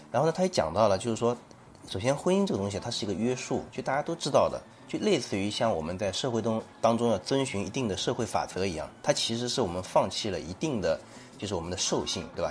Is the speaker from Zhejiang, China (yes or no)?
yes; Shaoxing, Zhejiang, China; moved away; also born or lived in Shandong; 我的老家嗯。少新地下的那个，那个农村里面啊